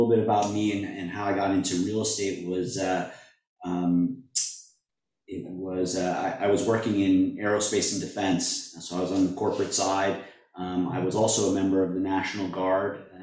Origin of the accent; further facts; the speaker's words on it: Springfield, Massachusetts, United States; now in Hermosa Beach, United States; I was born and raised in the Springfield area